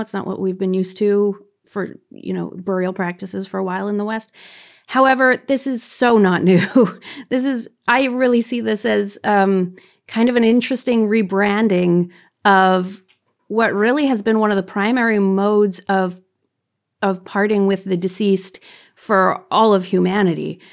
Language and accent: English; Canada; I'm Canadian